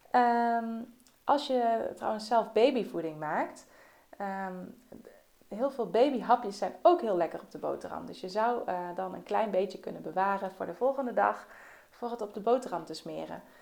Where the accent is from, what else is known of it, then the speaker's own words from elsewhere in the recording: Netherlands; wij eh, als Nederlanders